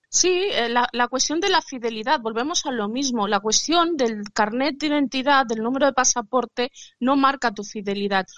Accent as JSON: {"language": "Spanish", "country": "Spain", "tie": "born or raised there", "said": "Yo soy española porque me nacionalicé española, nacida en España de padres marroquíes"}